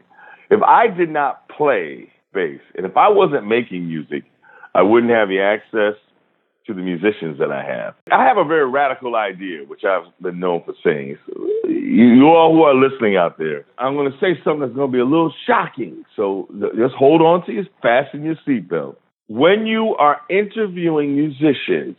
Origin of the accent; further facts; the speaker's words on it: Rochester, New York, United States; the radio station in my hometown, WDKX, stands for Douglas, King, and X.